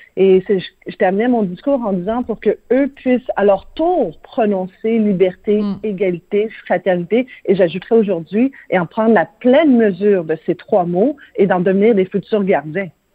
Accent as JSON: {"language": "French", "region": "Quebec", "country": "Canada", "said": "ici, chez nous, au Québec"}